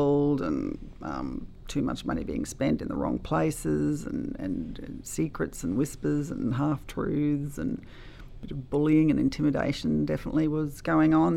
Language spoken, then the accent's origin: English; Gympie, Queensland, Australia; I love this town. It's my hometown